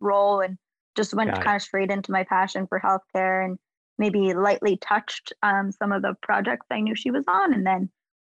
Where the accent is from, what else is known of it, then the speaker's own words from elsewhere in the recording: New York, United States; I'm from New York.